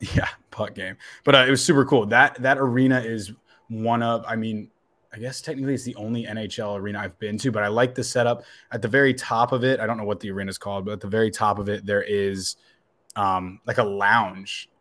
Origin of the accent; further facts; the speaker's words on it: Northern Virginia, United States; moved away; I grew up in Northern Virginia